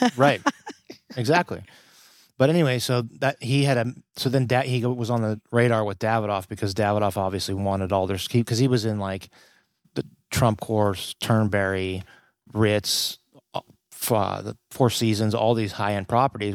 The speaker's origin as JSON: {"language": "English", "town": "Youngstown", "region": "Ohio", "country": "United States", "said": "I'm from Youngstown"}